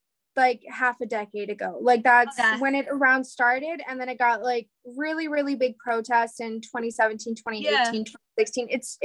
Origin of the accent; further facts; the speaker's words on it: Midwest, United States; I grew up in the Midwest, but I also like traveled around, so I know parts from every coast and every area of the country.